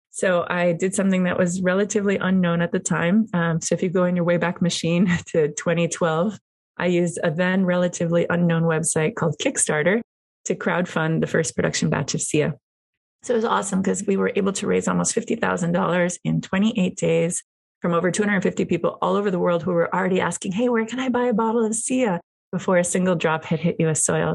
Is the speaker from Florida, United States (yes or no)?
yes; Miami, Florida, United States; moved away as an adult; also born or lived in New York City / California; now in Napa Valley, United States; I am a Cuban American. I grew up in Miami, Florida. I live in Napa Valley.